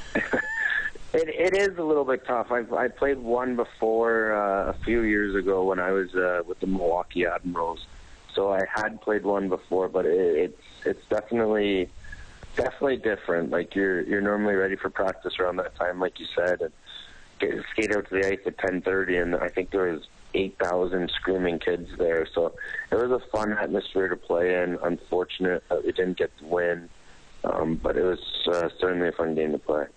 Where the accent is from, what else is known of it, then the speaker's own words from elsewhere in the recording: Niagara Falls, Ontario, Canada; also born or lived in St. Catharines; I grew up right around Niagara Falls and uh, St. Catharines for the most part, about an hour away from Toronto